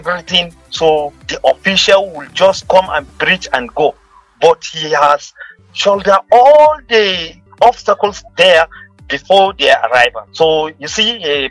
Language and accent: English; Kebbi State, Nigeria; I'm from Kebbi State